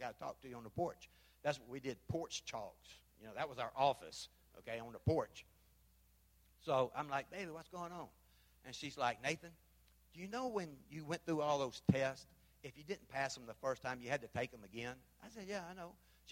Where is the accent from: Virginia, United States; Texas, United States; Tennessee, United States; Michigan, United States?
Tennessee, United States; Memphis; moved away as an adult; now in Belize; I'm from Memphis.